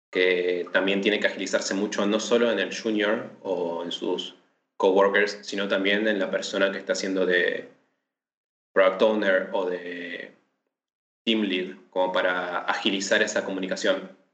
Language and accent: Spanish; Patagonia, Argentina; now in Buenos Aires, Argentina; soy del sur de la Argentina, de la Patagonia